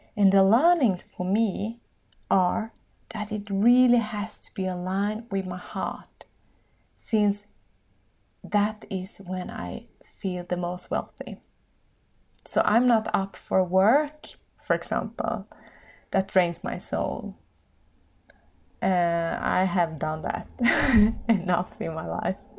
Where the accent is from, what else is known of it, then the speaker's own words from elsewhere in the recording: Finland; in my own country, my home country, Finland.